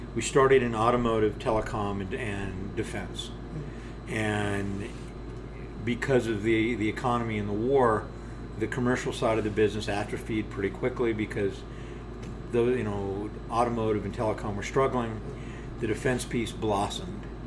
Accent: United States; we Americans

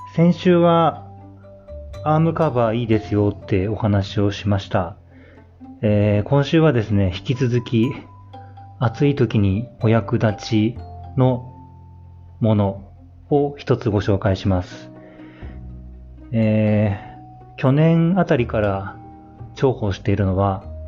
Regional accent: Niigata, Japan; moved away; 新潟出身なんですけど、新潟に帰ると

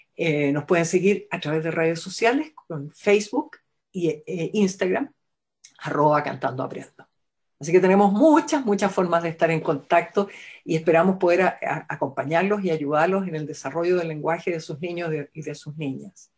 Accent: Chile; somos fonoaudiólogas chilenas

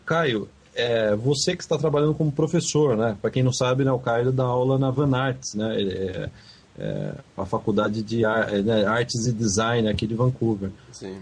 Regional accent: Brazil; moved away as an adult; now in Canada; quando era criança no Brasil

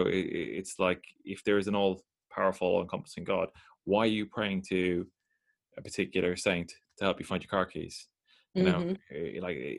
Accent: Ireland; I grew up in Ireland in the 90s, which was, you know, very, very Catholic, you know.

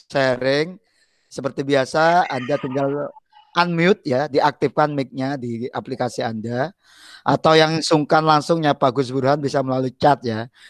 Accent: Pasuruan, East Java, Indonesia; Saya dari dulu kan asli saya Pasuruan nih.

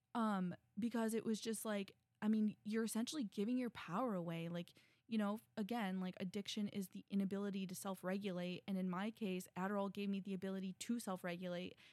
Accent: Midwest, United States; I'm a girl from the Midwest.

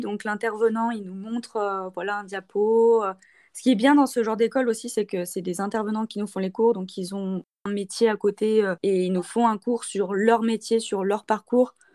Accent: Saint-Étienne, Auvergne-Rhône-Alpes, France; moved away as an adult; now in Montpellier, France; Je viens de Saint-Étienne

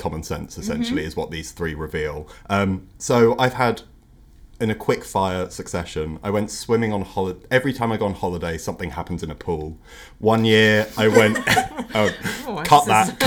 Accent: Norfolk, East of England, United Kingdom; I grew up in Norfolk

